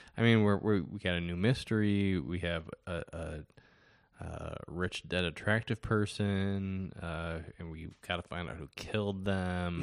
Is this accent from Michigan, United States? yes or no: yes; Detroit, Michigan, United States; moved away as an adult; also born or lived in Chicago; I grew up in Detroit and, um, th, sorry, the Detroit area, and moved to Chicago for school